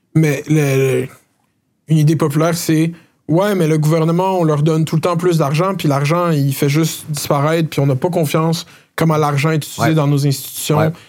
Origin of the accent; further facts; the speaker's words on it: Laval, Quebec, Canada; j'ai grandi à Laval